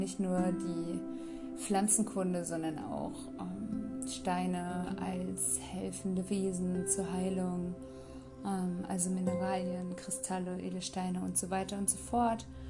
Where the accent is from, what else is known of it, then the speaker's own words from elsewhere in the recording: Rostock, Mecklenburg-Vorpommern, Germany; Ich komme aus Rostock.